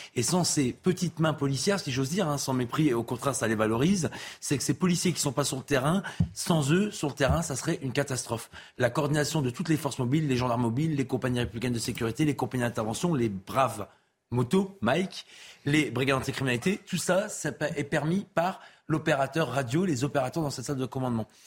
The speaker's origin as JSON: {"language": "French", "town": "Lille", "region": "Hauts-de-France", "country": "France", "moved": "yes", "said": "je viens du Nord et de Lille"}